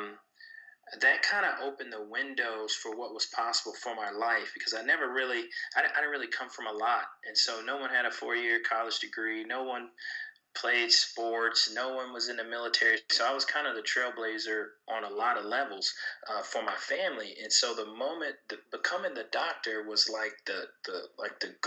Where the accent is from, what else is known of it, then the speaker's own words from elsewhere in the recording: Kansas City, Missouri, United States; I'm originally from Kansas City, Missouri